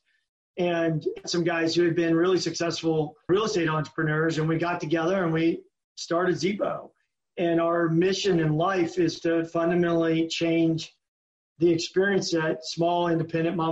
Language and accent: English; Louisiana, United States; moved away; also born or lived in Germany; I grew up in Louisiana